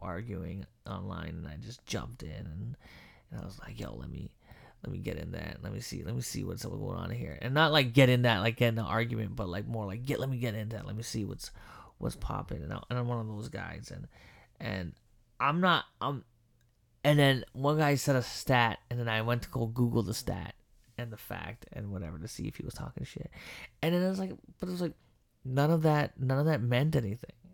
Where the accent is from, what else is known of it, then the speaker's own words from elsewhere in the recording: Philippines; I'm Filipino